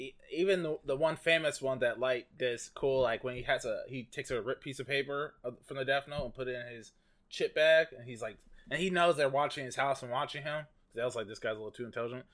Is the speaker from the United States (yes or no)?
yes; United States; accent: American; my American accent